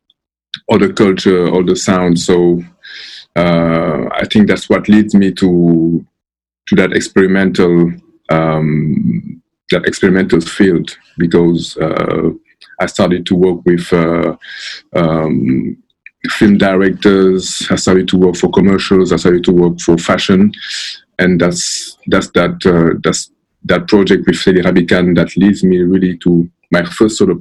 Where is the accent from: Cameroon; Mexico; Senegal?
Senegal; I'm from Senegal